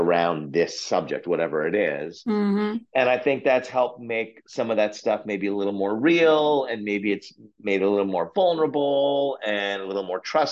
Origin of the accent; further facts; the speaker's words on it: Oshawa, Ontario, Canada; I grew up in Canada's Flint, Michigan, called Oshawa, Ontario